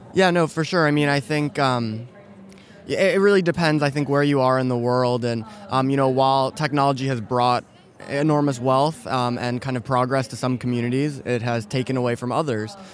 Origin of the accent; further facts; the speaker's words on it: New York City, New York, United States; moved away; also born or lived in Silicon Valley; I'm from New York City originally